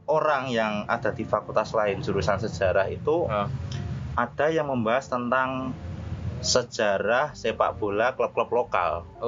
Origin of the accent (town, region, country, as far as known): Kudus, Central Java, Indonesia; born or raised there